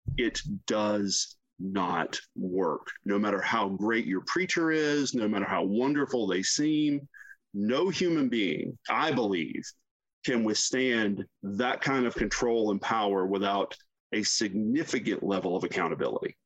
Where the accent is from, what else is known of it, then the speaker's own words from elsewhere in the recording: South Carolina, United States; I grew up in the deep South in South Carolina